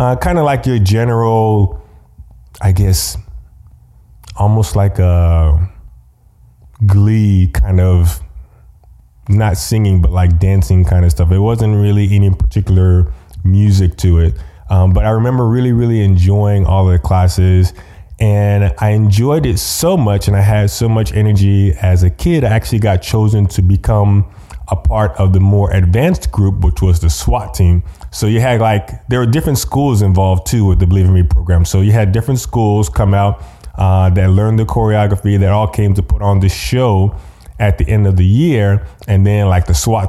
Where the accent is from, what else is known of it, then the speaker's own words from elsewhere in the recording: Austin, Texas, United States; also born or lived in Lubbock, Texas / New Brunswick, New Jersey; for fourth grade, we were back in Texas, but we were in Austin, actually, which is actually where I'm living now